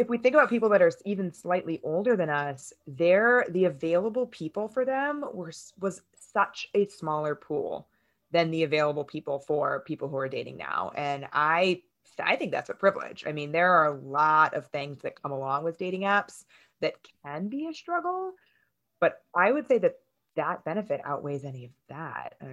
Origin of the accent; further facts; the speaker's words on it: California, United States; We're both originally from California um, different parts.